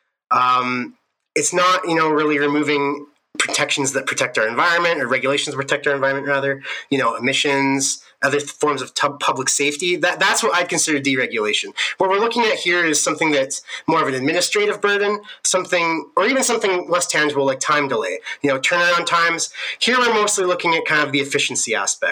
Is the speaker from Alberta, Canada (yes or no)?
yes; Southern Alberta, Canada; moved away as an adult; now in Edmonton, Canada; I'm from Southern Alberta originally, but now me and my fiance, we're living up here in Edmonton